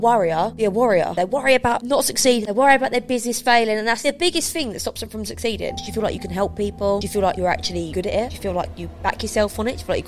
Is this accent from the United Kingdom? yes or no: yes; London, United Kingdom; I love London. I'm a Londoner. I've always loved London.